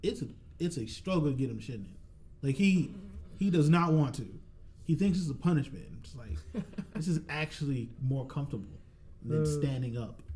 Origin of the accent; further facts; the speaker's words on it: Atlanta, Georgia, United States; I am from Atlanta.